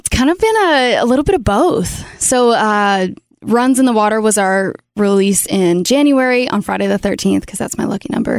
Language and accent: English; Canada; born or raised there; moved away as an adult; now in Nashville, United States